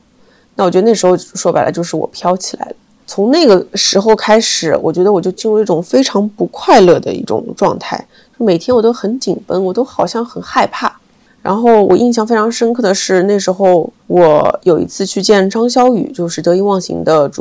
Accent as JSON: {"language": "Chinese", "region": "Shanghai", "country": "China", "said": "就是我在北京作为一个上海人在北京"}